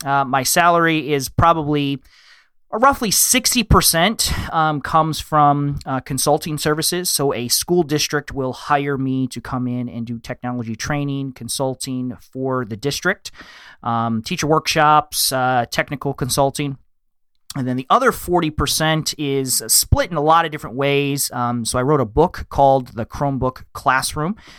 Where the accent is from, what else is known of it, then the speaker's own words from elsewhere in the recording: Michigan, United States; I live in the Midwest. I'm from Michigan.